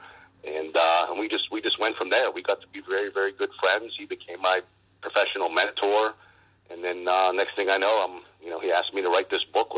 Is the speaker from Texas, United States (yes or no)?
no; Export, Pennsylvania, United States; I grew up in western Pennsylvania, just outside of Pittsburgh, a small town called Export